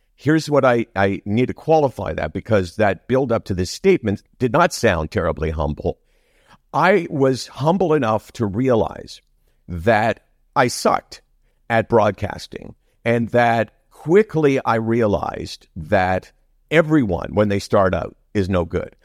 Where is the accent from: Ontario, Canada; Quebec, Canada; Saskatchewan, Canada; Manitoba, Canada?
Ontario, Canada; Toronto; that's my upbringing all the way in Toronto. I've never lived anyplace else.